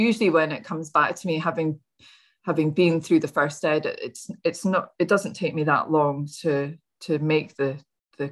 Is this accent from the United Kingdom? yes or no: yes; Scotland, United Kingdom; I'm Scottish